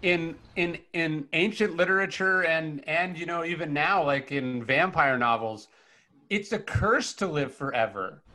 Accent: Sacramento, California, United States; I come from from Northern California. I grew, I grew up in Sacramento

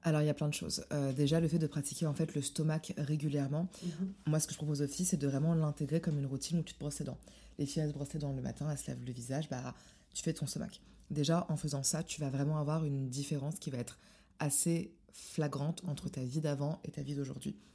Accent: Morocco; je suis marocaine

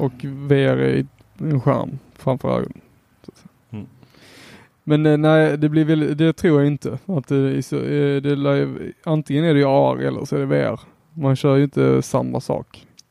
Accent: Helsingborg, Skåne, Sweden; Jag är helsingborgare här

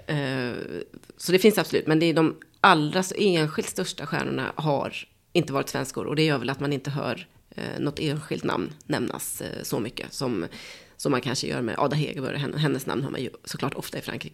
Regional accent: Sweden; som svensk

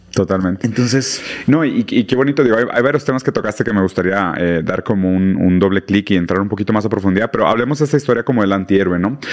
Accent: Monterrey, Nuevo León, Mexico; soy de Monterrey

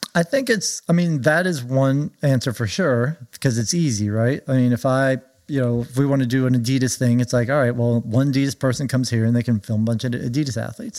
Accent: Orange County, California, United States; moved away as an adult; also born or lived in Oregon / Villanova; I grew up in Orange County

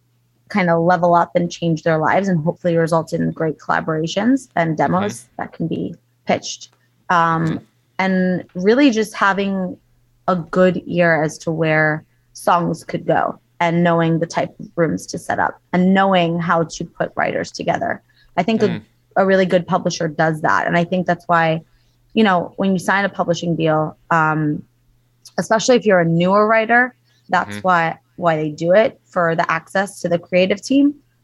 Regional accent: East Coast, United States; My husband and I both, we lived in LA for 15 years. We're both from the East Coast.

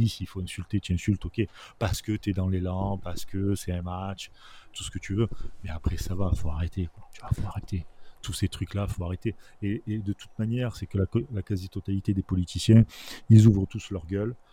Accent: Marseille, Provence-Alpes-Côte d'Azur, France; encore une fois, je suis Marseillais, tout ce que tu veux, mais

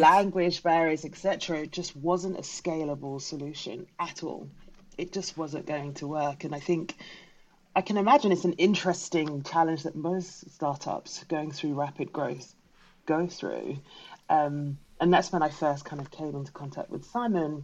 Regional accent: London, United Kingdom; I'm British-born Ghanaian, so that means my parents are from Ghana. I very carry both cultures with me, um, and when growing up, the Ghanaian culture, even though we were in South London, was very much present in our home

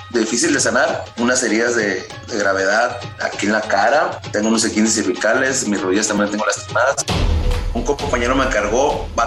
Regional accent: Monterrey, Nuevo León, Mexico; acá de Monterrey

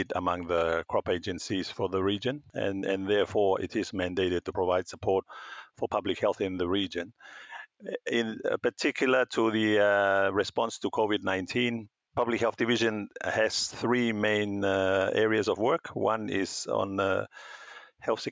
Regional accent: Tonga; moved away as an adult; also born or lived in New Zealand / Fiji / Auckland, New Zealand / Sydney, Australia; I grew up in Tonga

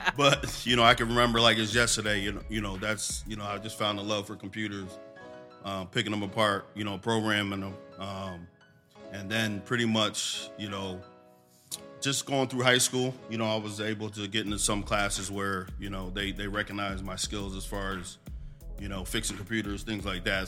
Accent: Allentown, Pennsylvania, United States; I come from Allentown, this, you know, born and raised.

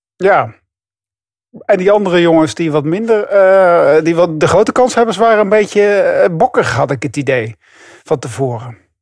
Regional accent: Netherlands; ik als Nederlander

